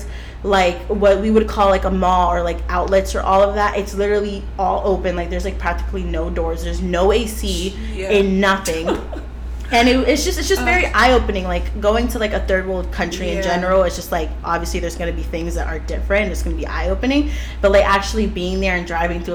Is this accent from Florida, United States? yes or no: yes; Florida, United States; I grew up in Florida